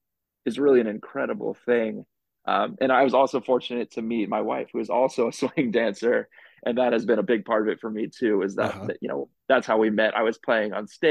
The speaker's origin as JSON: {"language": "English", "town": "Los Angeles", "region": "California", "country": "United States", "tie": "born or raised there", "moved": "as an adult", "lives_now": "New York City, United States", "said": "I'm originally from Los Angeles"}